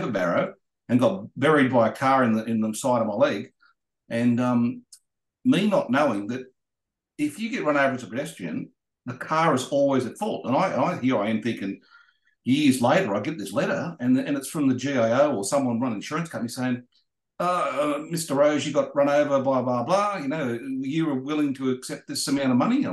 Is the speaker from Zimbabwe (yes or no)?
no; Sydney, New South Wales, Australia; I lived in the western suburbs of Sydney. I lived in a place called Rivalmere, which is at the other side of Parramatta